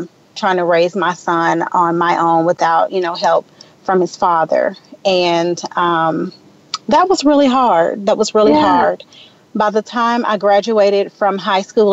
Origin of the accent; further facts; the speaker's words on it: Memphis, Tennessee, United States; now in Atlanta, United States; I was born and raised in Memphis, Tennessee